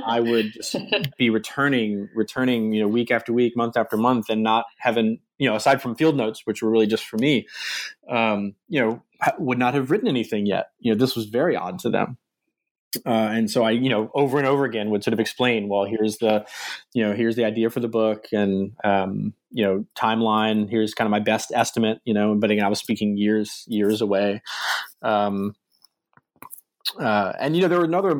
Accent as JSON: {"language": "English", "region": "coastal Virginia", "country": "United States", "tie": "born or raised there", "also_born_or_lived": "Michigan", "moved": "as an adult", "said": "I grew up in Virginia, uh, uh, in the U.S., uh, sort of coastal Virginia area, Chesapeake Bay"}